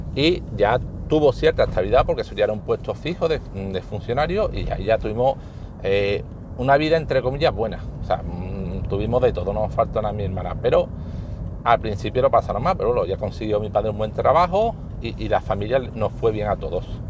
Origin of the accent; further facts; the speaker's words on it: Spain; soy de España